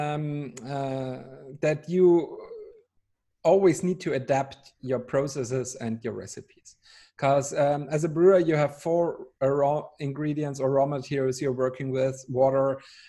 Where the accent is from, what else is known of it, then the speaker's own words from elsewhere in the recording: Austria; moved away as an adult; now in Bavaria, Germany; I'm Austrian. So I grew up with a constant love and hate relationship with your country, because, you know, when you grow up as Austrian